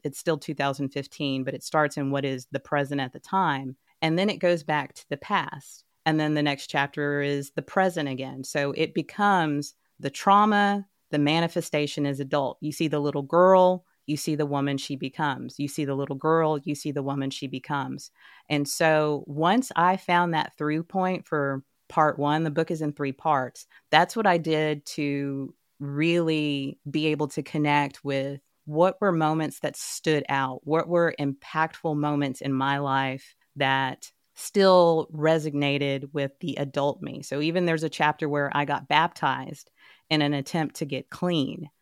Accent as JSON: {"language": "English", "town": "Dallas", "region": "Texas", "country": "United States", "tie": "born or raised there", "said": "I'm born and raised in Texas."}